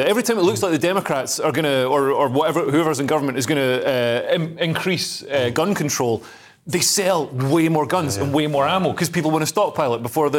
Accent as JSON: {"language": "English", "region": "Scotland", "country": "United Kingdom", "said": "I'm a Scot"}